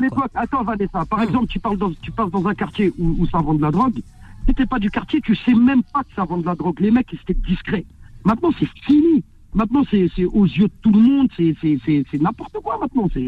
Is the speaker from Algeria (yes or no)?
no; Saint-Denis, Île-de-France, France; j'ai grandi à Saint-Denis